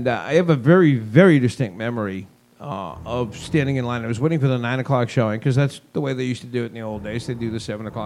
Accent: Northeast, United States; those of us in the Northeast

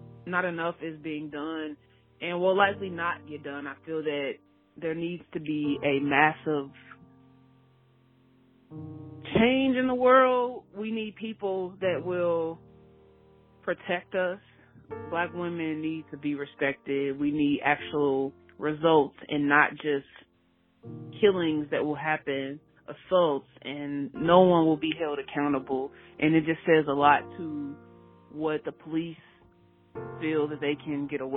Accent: Chicago, Illinois, United States; I'm from Chicago

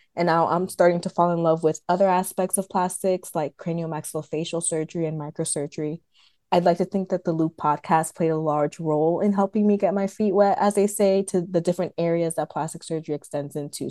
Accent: Atlanta, Georgia, United States; also born or lived in New Jersey; Originally from New Jersey, but I grew up in Metro Atlanta

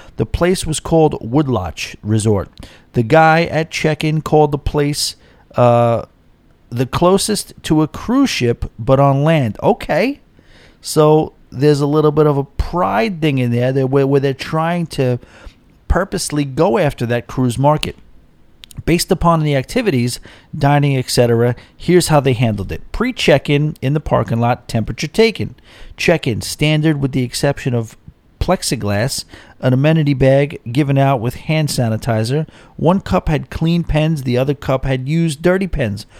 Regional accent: Rockville Centre, New York, United States; moved away; I will be moving to my hometown. And, uh, or, you know, it's my home little neighborhood. And, uh, it's a place called, uh, Rockville Center.

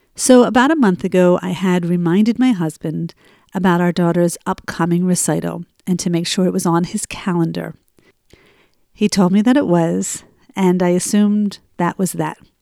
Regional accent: Cherry Hill, New Jersey, United States; moved away; broadcasting from my hometown of Cherry Hill, New Jersey. I am here for a month visiting my family

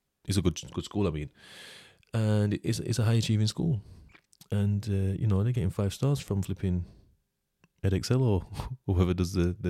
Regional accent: United Kingdom; like, I'm British. I know my laws, kind of.

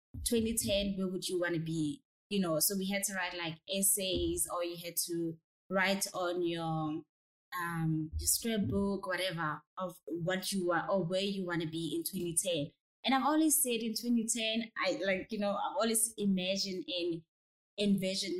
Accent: Free State, South Africa; I'm originally from Free State in a very small town called Bulano

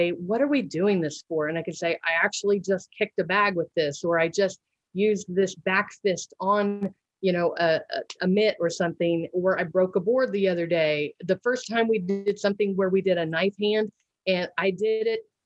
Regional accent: Missouri, United States; we had a local studio for Taekwondo in my hometown here in Missouri

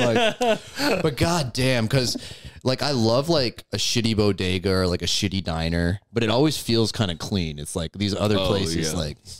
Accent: New York, United States; New York is different, man. We grew up different up here.

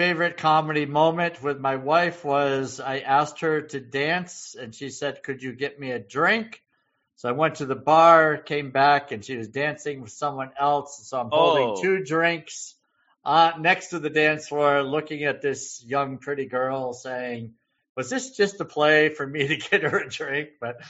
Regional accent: New England, United States; I'm from New England.

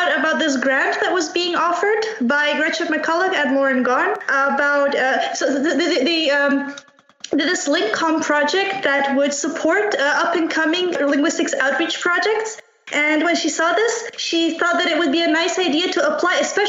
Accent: Bitola, North Macedonia; moved away as an adult; now in Wrocław, Poland; I also come from Macedonia, but from another town, from Bitola.

